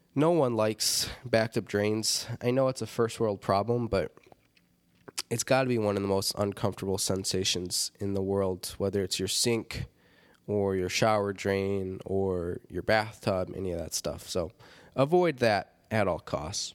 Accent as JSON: {"language": "English", "town": "Rockford", "region": "Illinois", "country": "United States", "tie": "born or raised there", "said": "Rockford, Illinois, my hometown."}